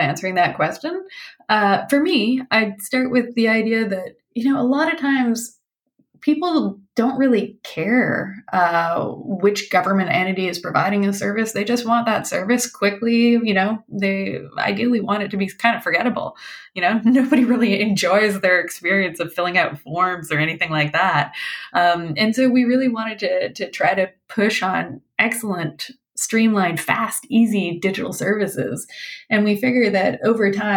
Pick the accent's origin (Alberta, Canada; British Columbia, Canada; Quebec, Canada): British Columbia, Canada; moved away as an adult; I grew up here in British Columbia, and then I was gone for, I guess, 17 years, came back here in this capacity